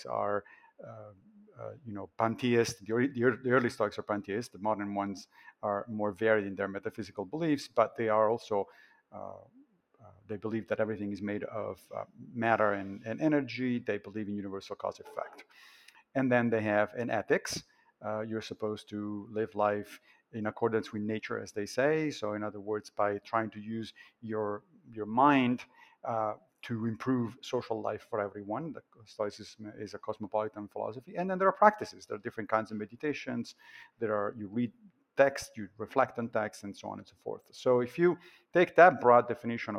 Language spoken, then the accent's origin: English; Italy; I grew up Catholic in Italy